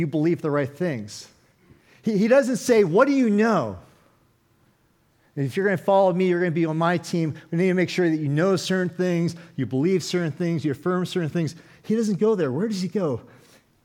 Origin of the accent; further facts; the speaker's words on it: Oakland, California, United States; I'm from Oakland, California